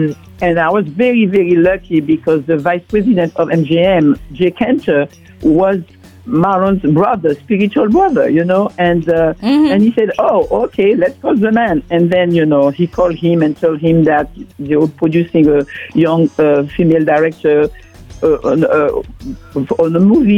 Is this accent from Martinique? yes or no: yes; Martinique; moved away as an adult; now in Paris, France; Well, originally from Martinique. I'm from the Caribbean. And I went back to France, you know. I went to France to study. And I spent, I'm based in Paris.